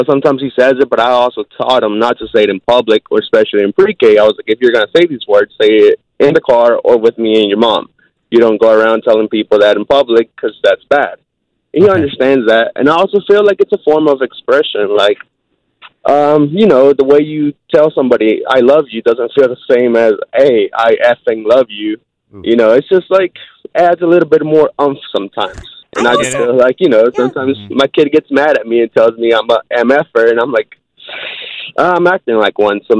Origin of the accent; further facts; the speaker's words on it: Asheboro, North Carolina, United States; I grew up in Ashboro.